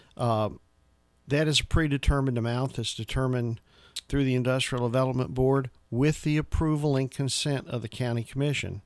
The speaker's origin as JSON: {"language": "English", "town": "Franklin", "region": "Tennessee", "country": "United States", "tie": "born or raised there", "said": "I'm pretty much from Middle Tennessee, graduated from Franklin High School"}